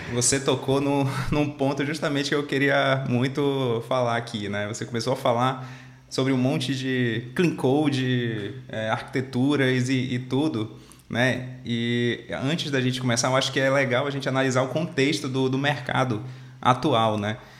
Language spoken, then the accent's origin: Portuguese; Manaus, Amazonas, Brazil; eu sou natural de Manaus, lá no Amazonas, lá no norte.